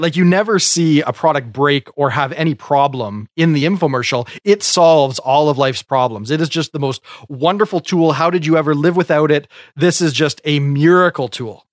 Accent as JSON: {"language": "English", "country": "Canada"}